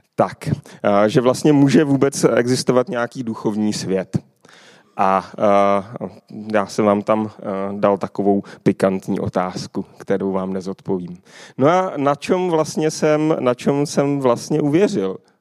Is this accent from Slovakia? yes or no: no; Kolín, Central Bohemian Region, Czechia; Pocházím tady z Kolína